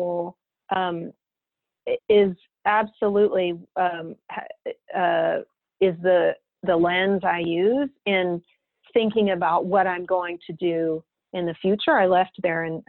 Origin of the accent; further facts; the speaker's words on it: Texas, United States; moved away as an adult; also born or lived in Austin, Texas; now in San Francisco, United States; I was born and raised in Texas. I'd never lived outside of Texas